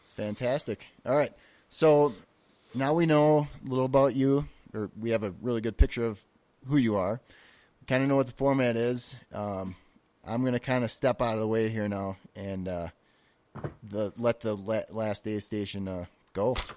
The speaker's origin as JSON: {"language": "English", "region": "Wisconsin", "country": "United States", "moved": "yes", "said": "I'm originally from Wisconsin"}